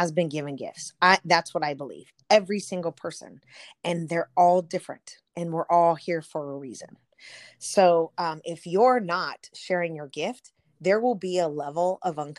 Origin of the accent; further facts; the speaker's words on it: Southern California, United States; So I grew up in Southern California